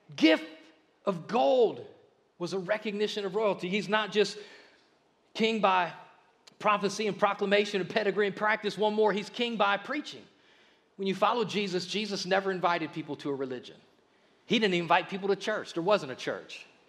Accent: Akron, Ohio, United States; we grew up in Akron

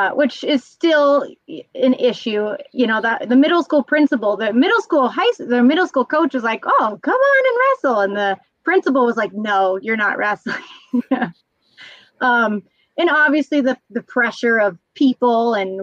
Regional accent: Flagstaff, Arizona, United States; also born or lived in Grand Canyon Village, Arizona; So I grew up in Arizona, I kind of claim two places. I actually lived in the Grand Canyon Village, which is this teeny tiny little town.

